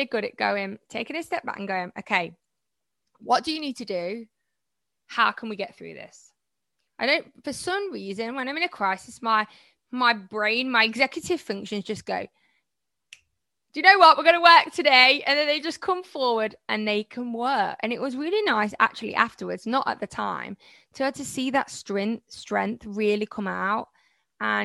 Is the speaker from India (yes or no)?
no; Malaysia; I'm from Malaysia.